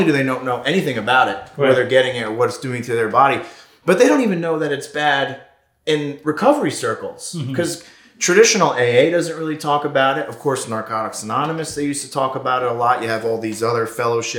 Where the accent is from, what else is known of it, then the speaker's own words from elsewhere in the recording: Southern Connecticut, United States; now in California, United States; Originally from Connecticut, Southern Connecticut, New England area